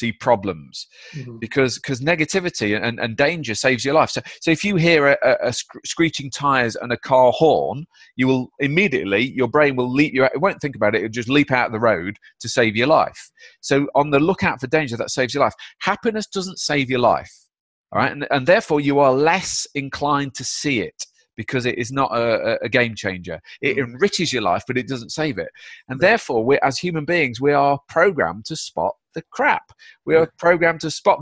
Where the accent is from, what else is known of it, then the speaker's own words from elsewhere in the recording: Derby, East Midlands, United Kingdom; I'm from Derby, mate. It's not a hotbed of happiness